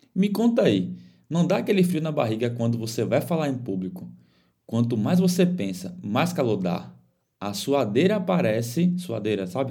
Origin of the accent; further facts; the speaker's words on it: Bahia, Brazil; now in Florianópolis, Brazil; Sou baiano